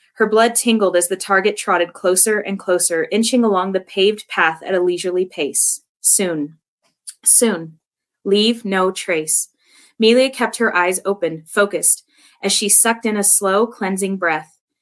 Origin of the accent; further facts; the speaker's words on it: Southern California, United States; where I grew up, I grew up in California, Southern Cali.